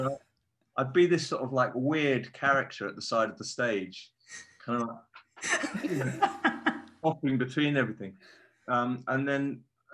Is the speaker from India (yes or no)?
no; Framlingham, East of England, United Kingdom; I grew up in Suffolk